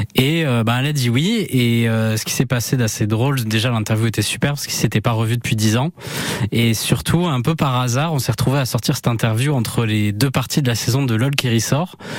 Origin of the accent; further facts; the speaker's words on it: Anglet, Nouvelle-Aquitaine, France; moved away as an adult; also born or lived in Bayonne / Paris / Tours / Detroit; Je suis né donc à Bayonne et j'ai grandi à Anglette, bah, de 0 à 18 ans et après je suis parti faire mes études euh, à Paris.